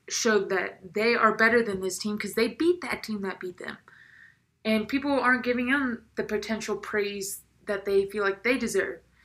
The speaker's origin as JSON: {"language": "English", "region": "South Carolina", "country": "United States", "moved": "yes", "lives_now": "Denver, United States", "said": "I'm from South Carolina"}